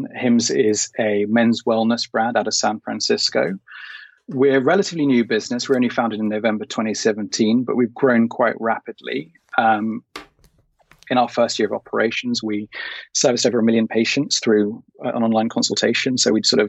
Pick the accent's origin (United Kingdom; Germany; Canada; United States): United Kingdom; as a Brit